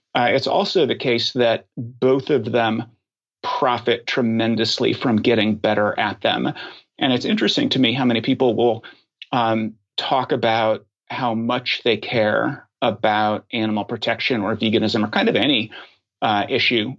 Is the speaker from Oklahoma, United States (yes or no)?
yes; Oklahoma, United States; moved away as an adult; now in Washington, D.C., United States; my formative years, uh, I grew up in Oklahoma.